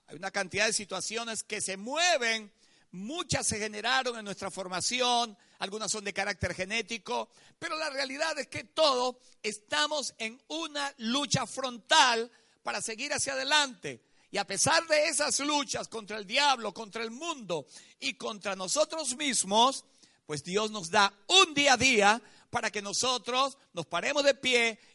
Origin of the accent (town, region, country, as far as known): Venezuela